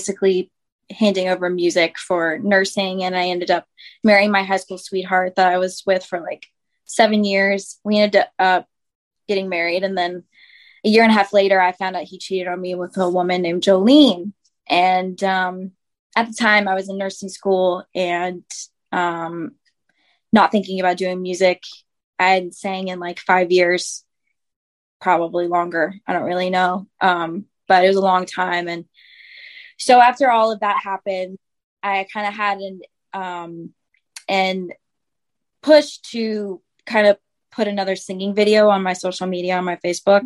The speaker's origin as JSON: {"language": "English", "town": "Winston-Salem", "region": "North Carolina", "country": "United States", "tie": "born or raised there", "said": "I grew up in Winston-Salem, North Carolina"}